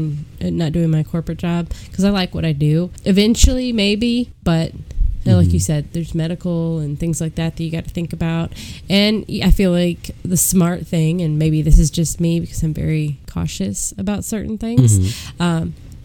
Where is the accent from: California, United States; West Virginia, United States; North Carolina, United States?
North Carolina, United States; Statesville; We're from Statesville, North Carolina.